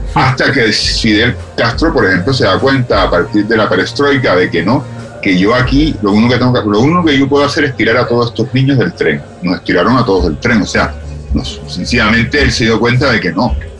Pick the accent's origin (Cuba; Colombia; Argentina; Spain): Cuba; moved away as an adult; los cubanos tenemos esa expresión